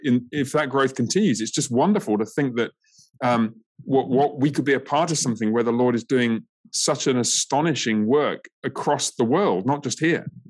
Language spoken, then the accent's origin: English; England, United Kingdom; now in United States; my home country of um, England